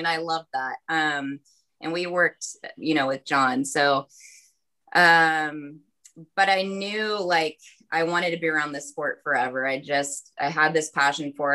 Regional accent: Pittsburgh, Pennsylvania, United States; moved away as an adult; also born or lived in West Lafayette, Indiana / Berkeley, California; now in Sacramento, United States; I grew up in Pittsburgh, Pennsylvania

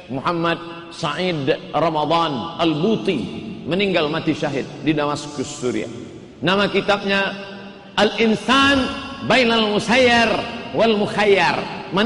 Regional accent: Indonesia; emak saya orang Melayu maka saya jadi Melayu

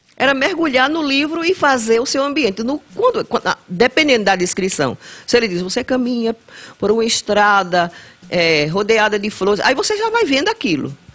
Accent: Brejo da Madre de Deus, Pernambuco, Brazil; also born or lived in Recife; now in Vitória de Santo Antão, Brazil; passei 12 anos lá. Cheguei antes de completar os dois anos

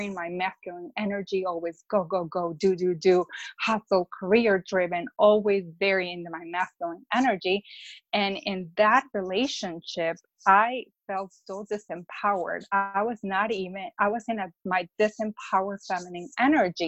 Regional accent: Mexico; now in Chicago, United States; I'm from Mexico, but I live in Chicago

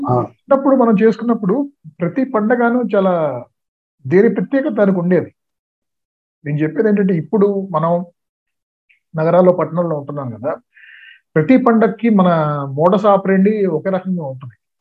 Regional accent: Chebrolu, Andhra Pradesh, India; పల్లెటూరులోనే పెరిగాను అంటే పదవ తరగతి దాకా నేను గుంటూరు జిల్లా చేబ్రోలు అనే గ్రామంలో

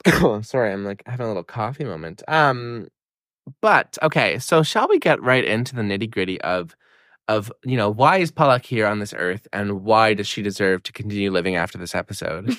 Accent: Miramichi, New Brunswick, Canada; moved away as an adult; now in Halifax, Canada; my hometown, like, Sarah and I's hometown, Miramichi

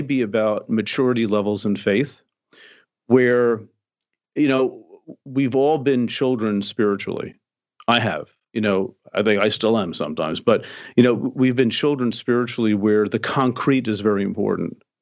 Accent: United States; I'm an American male

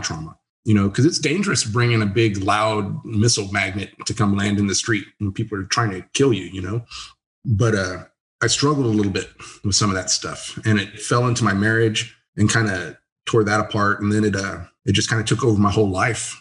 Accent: San Antonio, Texas, United States; also born or lived in Blanco, Texas / Kansas; I grew up in San Antonio. And then when I was a teenager, I moved to Blanco

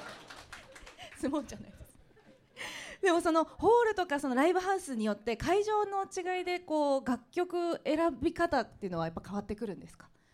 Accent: Anjo, Aichi, Japan; 私愛知県安城市というところ出身でして

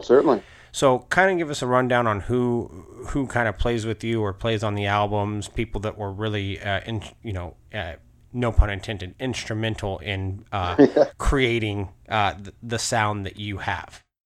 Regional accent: Alaska, United States; I grew up in Alaska

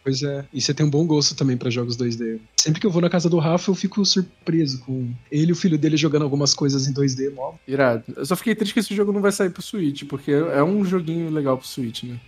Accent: Brazil; a gente, como brasileiro

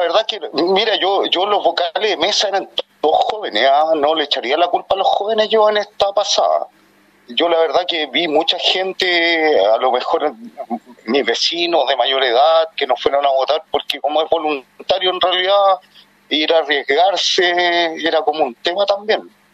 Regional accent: Santiago, Santiago Metropolitan, Chile; soy de Cerro Navia

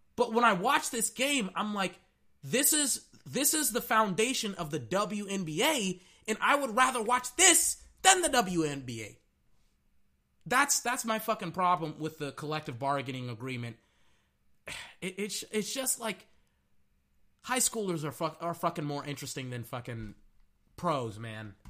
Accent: Texas, United States; I'm from Texas

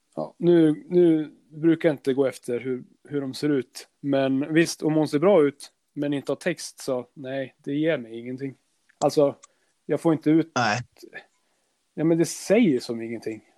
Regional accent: Norrland, Sweden; där vi är ifrån

